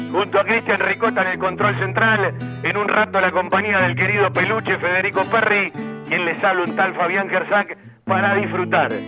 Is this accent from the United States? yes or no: no; Banfield, Buenos Aires Province, Argentina; now in abroad; yo en Banfield, soy, soy hincha de Banfield, soy de Banfield. Lo digo a todo acá.